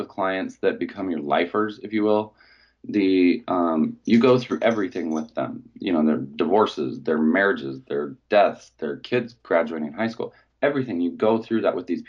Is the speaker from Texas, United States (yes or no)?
no; Logan, Utah, United States; moved away as an adult; now in Palo Alto, United States; I grew up in Logan, Utah